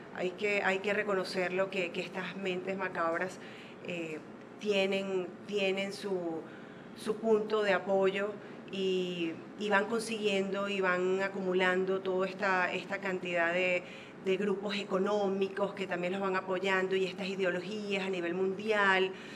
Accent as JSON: {"language": "Spanish", "region": "Zulia", "country": "Venezuela", "moved": "yes", "lives_now": "Panama", "said": "de donde soy yo, que es el estado Zulia"}